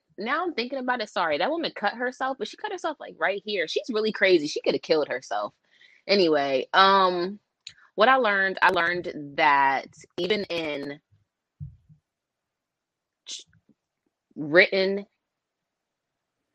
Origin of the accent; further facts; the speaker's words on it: East Coast, United States; I'm from the East Coast